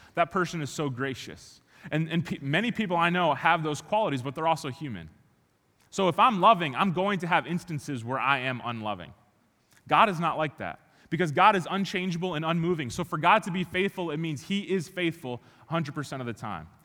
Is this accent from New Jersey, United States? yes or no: no; Chicago, Illinois, United States; moved away; I grew up in Chicago, born and raised